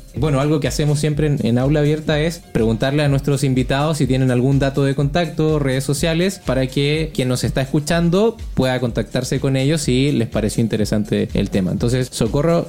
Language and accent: Spanish; Chile; now in Mexico; yo, que soy chileno, extranjero viviendo en México